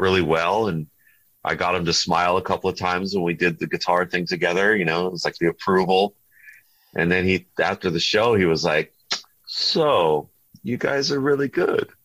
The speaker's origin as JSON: {"language": "English", "region": "Southern California", "country": "United States", "said": "we're from California and Southern California"}